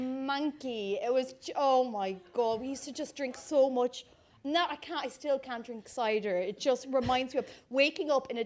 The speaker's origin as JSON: {"language": "English", "country": "Ireland", "tie": "born or raised there", "said": "So I grew up in the Irish countryside."}